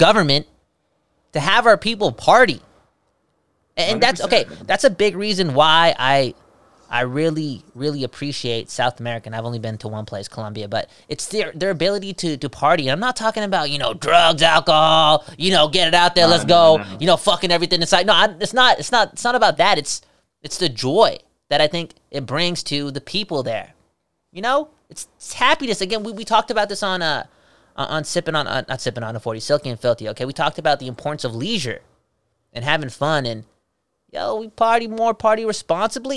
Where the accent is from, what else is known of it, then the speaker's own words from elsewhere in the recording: Vancouver, British Columbia, Canada; I'm from Vancouver.